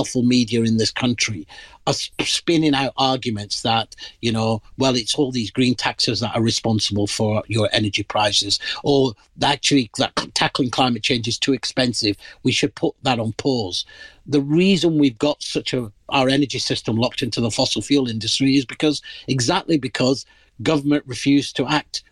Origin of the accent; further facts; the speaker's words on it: Pakistan; moved away; I'm originally from the Indian subcontinent. In my country of origin, Pakistan